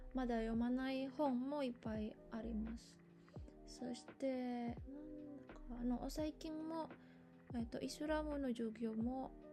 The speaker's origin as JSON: {"language": "Japanese", "country": "Indonesia", "second_language": "Japanese", "moved": "as an adult", "lives_now": "Japan", "said": "私、インドネシア人です。えっと、インドネシアから来ました"}